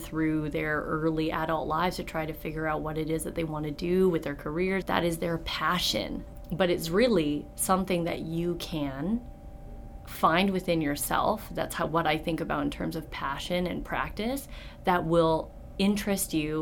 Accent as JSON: {"language": "English", "town": "Vancouver", "region": "British Columbia", "country": "Canada", "tie": "born or raised there", "moved": "as an adult", "said": "I was born and raised in Vancouver, British Columbia, stayed there for all of my schooling up until the end of undergrad"}